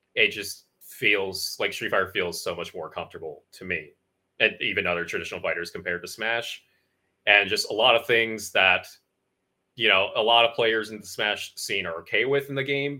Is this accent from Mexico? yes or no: no; Connecticut, United States; moved away; I grew up in Connecticut